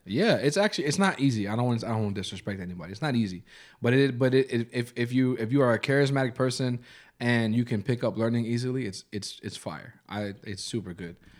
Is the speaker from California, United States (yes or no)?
no; New York, United States; I'm from New York